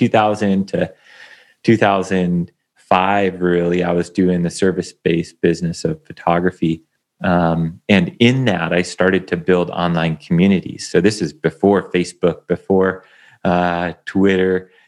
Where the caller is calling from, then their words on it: Bend, Oregon, United States; I'm coming in from Bend, Oregon.